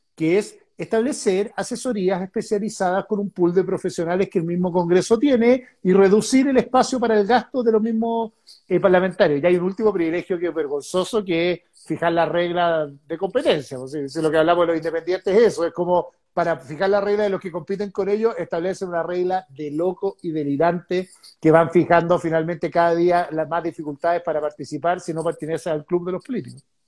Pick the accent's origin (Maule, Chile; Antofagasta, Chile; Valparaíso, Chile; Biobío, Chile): Valparaíso, Chile; Concón; now in Santiago, Chile; Yo me crié en Concord